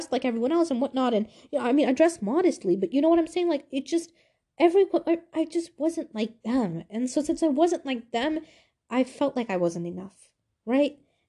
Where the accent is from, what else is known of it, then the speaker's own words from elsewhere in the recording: Pakistan; I hated my culture. I hated being Pakistani. I was like, why am I Pakistani? Why am I different?